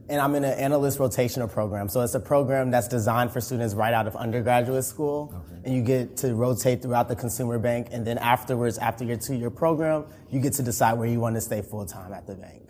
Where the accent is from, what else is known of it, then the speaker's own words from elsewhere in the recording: Chicago, Illinois, United States; moved away as an adult; also born or lived in Atlanta, Georgia; now in Dallas, United States; I'm originally from Chicago, Illinois.